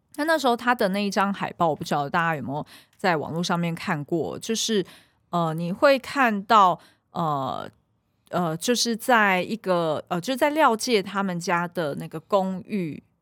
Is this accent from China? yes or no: no; Taiwan; 我小时候是在眷村长嗯。大的